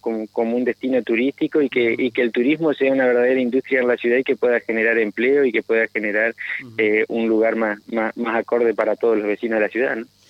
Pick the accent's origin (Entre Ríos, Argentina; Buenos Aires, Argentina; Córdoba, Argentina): Entre Ríos, Argentina; Paraná